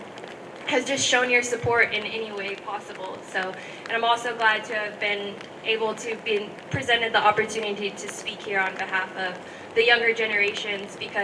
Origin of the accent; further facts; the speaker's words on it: Lummi, Washington, United States; I come from Lummi.